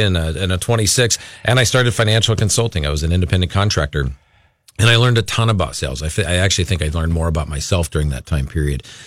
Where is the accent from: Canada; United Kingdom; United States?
United States; Los Angeles, California; moved away as an adult; now in Minnesota, United States; we're originally from the Los Angeles area.